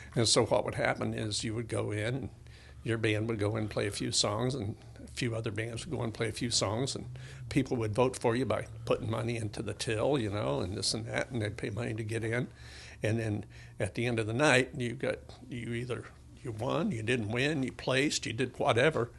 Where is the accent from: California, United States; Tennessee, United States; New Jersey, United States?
Tennessee, United States; I was born in Tennessee